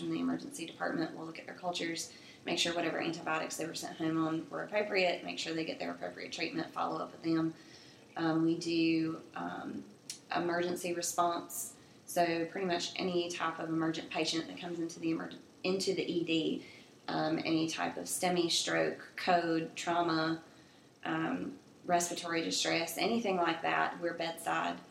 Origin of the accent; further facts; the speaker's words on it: Bertie County, North Carolina, United States; moved away as an adult; also born or lived in Elizabeth City, North Carolina; now in Charlotte, United States; I'm from Bertie County, North Carolina, which is about 4.5-5 hours from here out towards the coast